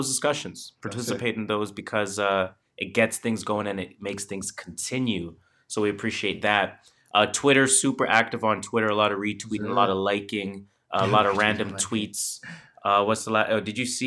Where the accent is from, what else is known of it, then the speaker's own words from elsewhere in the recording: Canada; we're Canadian